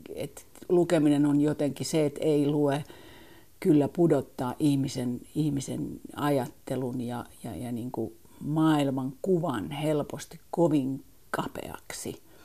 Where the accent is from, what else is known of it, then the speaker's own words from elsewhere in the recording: Helsinki, Uusimaa, Finland; also born or lived in Oxford, England; Helsinki on mun kotikaupunki Mä olen syntynyt Helsingissä, kasvanut Helsingissä